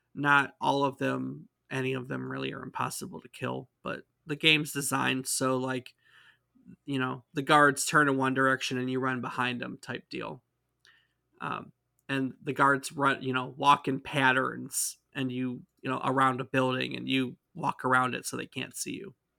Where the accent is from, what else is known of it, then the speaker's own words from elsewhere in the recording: United States; We are from the States